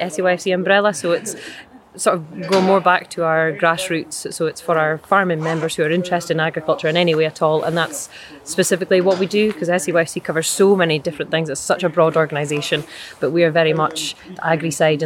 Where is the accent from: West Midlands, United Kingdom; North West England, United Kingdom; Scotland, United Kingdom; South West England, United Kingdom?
Scotland, United Kingdom; Aberlour; I'm from Aberlour up in Moray at Speyside.